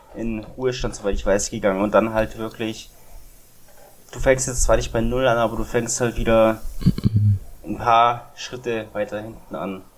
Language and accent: German; Germany; Als Deutscher